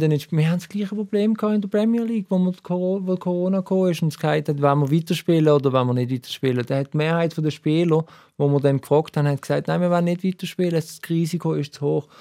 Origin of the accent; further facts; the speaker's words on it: Basel, Basel-Stadt, Switzerland; als Basler